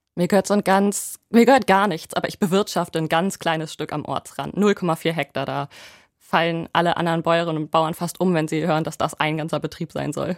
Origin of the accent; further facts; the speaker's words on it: Lower Saxony, Germany; Ich bin ja auf dem Land groß geworden, ungefähr 50 Kilometer nördlich von da, wo ich jetzt bin